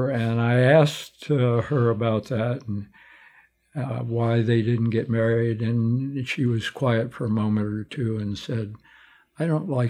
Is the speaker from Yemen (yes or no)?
no; Tucson, Arizona, United States; moved away as an adult; also born or lived in New York / New Jersey / Benson, Arizona / Santa Fe; now in Phoenix, United States; We moved to Tucson. I grew up on Park Avenue in Drachman